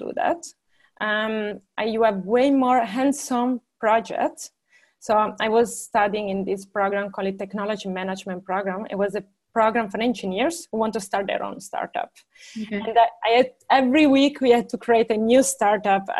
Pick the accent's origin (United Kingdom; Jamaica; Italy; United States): Italy; small town in northwest Italy near Alba, Piedmont; moved away as an adult; also born or lived in Padua, Italy / Turin, Italy; now in Berlin, Germany; I come from Italy, from a very small town in the northwest of Italy, close to the border with France